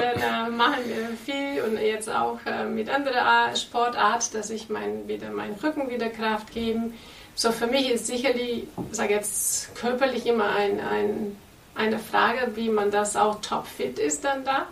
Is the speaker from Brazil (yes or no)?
yes; Brazil; German is a second language; also born or lived in Portugal; now in Germany; lebe in Deutschland, bin ich in Brasilien geboren